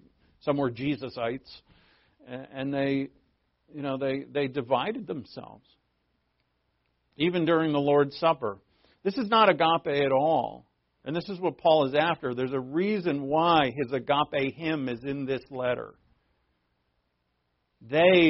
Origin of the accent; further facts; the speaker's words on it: New England, United States; moved away; I'm from New England. We all grew up swearing.